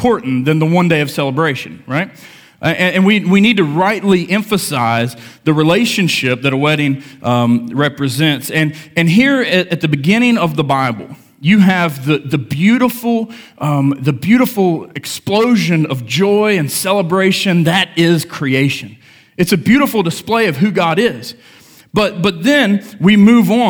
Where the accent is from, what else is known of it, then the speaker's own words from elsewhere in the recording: United States; I grew up in Lincoln County, small town